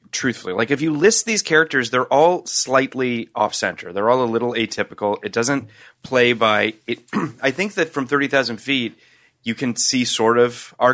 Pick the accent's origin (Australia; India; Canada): Canada; I'm Canadian.